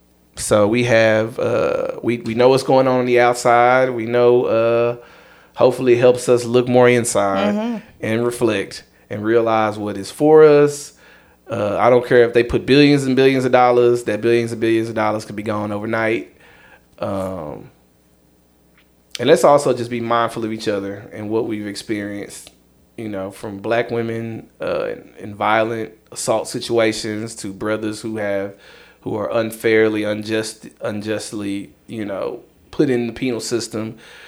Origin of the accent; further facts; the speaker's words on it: the South, United States; I'm from the South